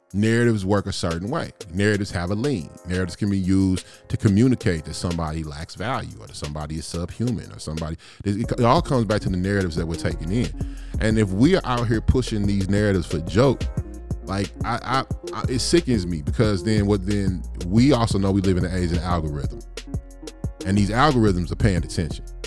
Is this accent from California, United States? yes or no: no; East St. Louis, Illinois, United States; moved away as an adult; also born or lived in the Shire; I have been living in the Shire for damn near fifteen years, I'm from, I'm from East Saint Louis